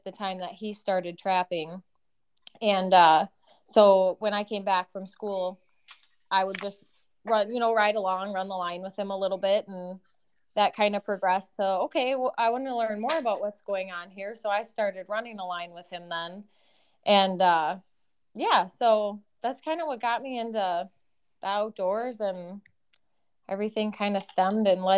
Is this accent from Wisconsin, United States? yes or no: yes; South Central Wisconsin, United States; I was born and raised in South Central Wisconsin.